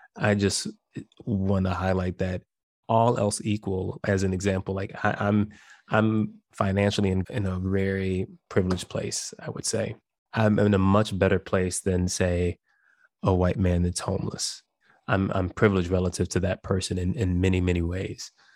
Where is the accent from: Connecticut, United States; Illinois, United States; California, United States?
Illinois, United States; Chicago; I grew up in Chicago